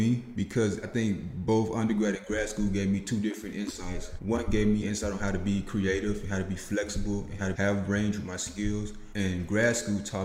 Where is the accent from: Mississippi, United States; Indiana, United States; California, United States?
Mississippi, United States; Macon; moved away as an adult; also born or lived in Memphis, Tennessee; I'm from Macon, Mississippi, a very small town, a town where everybody really does know your name. So it's very slow paced there. That's where I was raised